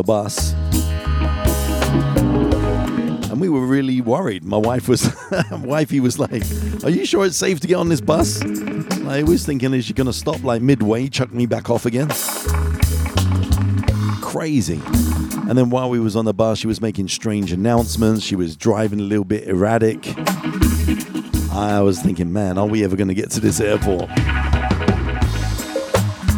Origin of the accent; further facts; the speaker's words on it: London, United Kingdom; moved away; I'm from London originally.